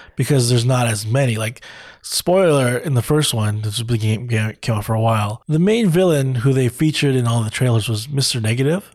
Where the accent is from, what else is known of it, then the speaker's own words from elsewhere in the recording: California, United States; I grew up in California